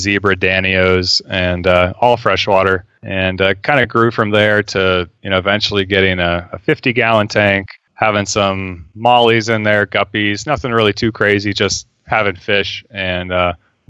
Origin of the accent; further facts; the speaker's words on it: Phoenix, Arizona, United States; grew up in Phoenix, Arizona